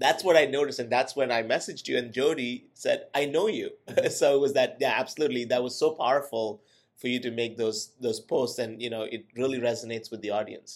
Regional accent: India; now in United States; I'm an immigrant from India

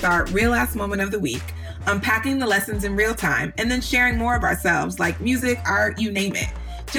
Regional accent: New York, United States; I'm from New York

